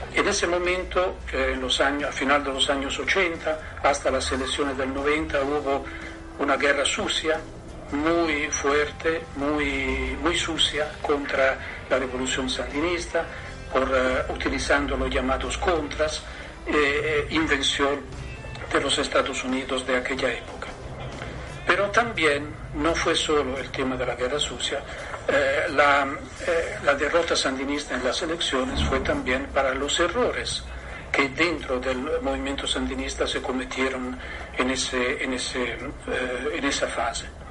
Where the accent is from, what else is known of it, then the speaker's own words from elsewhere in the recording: Italy; Spanish is a second language; un eh, militante de izquierda de Italia.